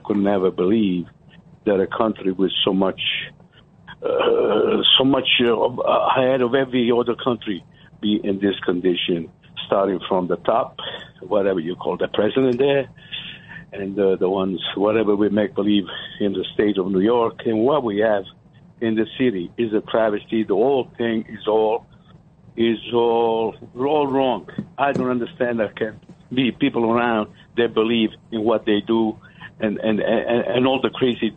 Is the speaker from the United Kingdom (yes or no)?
no; Apulia, Italy; now in Staten Island, United States; I'm from Puglia